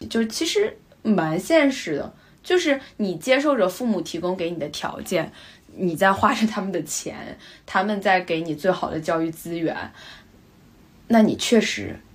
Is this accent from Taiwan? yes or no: no; China; moved away as an adult; now in London, United Kingdom; 我们是中国人，但是我们从伦敦来的，我们在伦敦上学